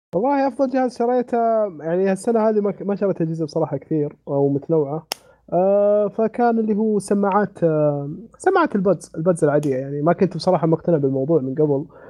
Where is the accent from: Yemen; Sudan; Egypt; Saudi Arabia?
Saudi Arabia; عندنا في السعوديه